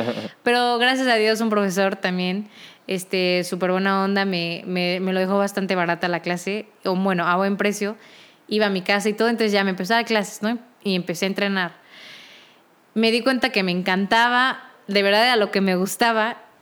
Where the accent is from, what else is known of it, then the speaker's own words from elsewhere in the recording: Querétaro, Mexico; moved away as an adult; now in Mexico City, Mexico; Yo que soy de la ciudad de Querétaro, me mudé también a la ciudad de México para poder estudiar esto